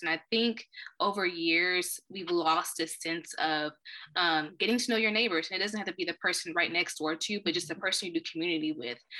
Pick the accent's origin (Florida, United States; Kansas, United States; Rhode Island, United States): Kansas, United States; Wichita; moved away as an adult; also born or lived in Iowa / Illinois; I've been born and raised in Wichita, Kansas.